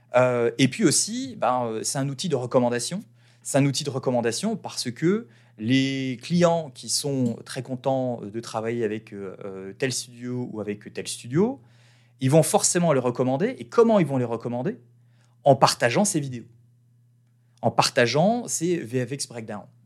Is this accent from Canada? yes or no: no; France; moved away as an adult; en tant que petit Français qui a quand même une bonne expérience en marketing